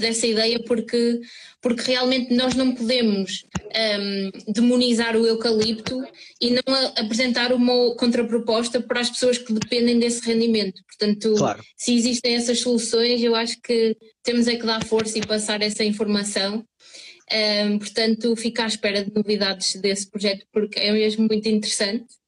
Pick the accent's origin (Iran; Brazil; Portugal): Portugal; São João da Madeira, Norte; eu sou de São João da Madeira e na altura em que eu estudava aqui na escola secundária